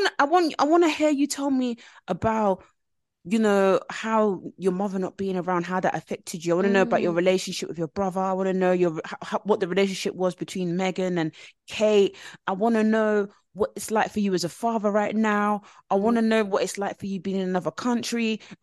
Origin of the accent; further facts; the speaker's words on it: Nigeria; As a Nigerian